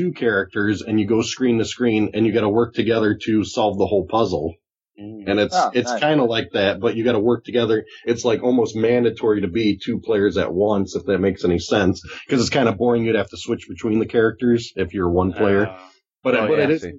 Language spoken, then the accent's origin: English; Chicago, Illinois, United States; I'm from Chicago